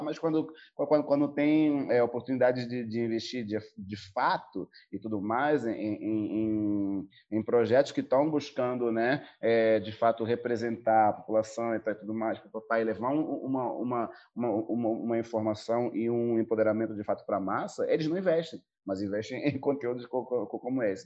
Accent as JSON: {"language": "Portuguese", "country": "Angola", "tie": "born or raised there", "also_born_or_lived": "South Africa / Portugal", "moved": "as an adult", "lives_now": "Brazil", "said": "eu venho de Angola, eu morei um tempo na África do Sul, eu morei um tempo em Portugal, eu cresci com, com, com uma efervescência cultural muito forte, é, principalmente audiovisual, entendeu? Em Angola"}